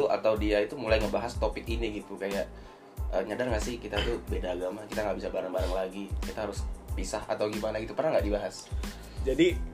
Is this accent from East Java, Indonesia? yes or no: no; Bali, Indonesia; gue itu agama Hindu dan gue besar di Bali